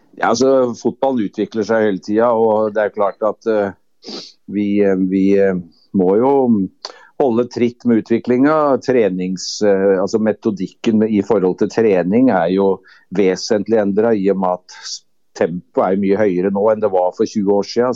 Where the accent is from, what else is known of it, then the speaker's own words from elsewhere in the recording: Kløfta, Akershus, Norway; så kom jeg da fra Kløfta